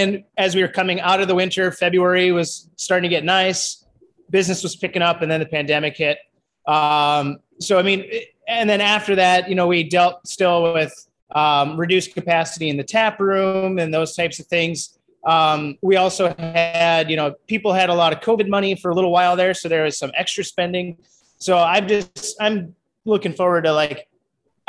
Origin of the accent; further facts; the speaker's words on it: Sioux Falls, South Dakota, United States; I'm from Sioux Falls